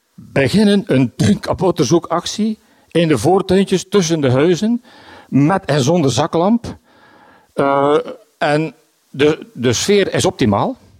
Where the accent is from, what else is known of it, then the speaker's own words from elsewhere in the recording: Bruges, Flanders, Belgium; Ik ben van Brugge. Ik woon in de Sint-Hubertuslaan.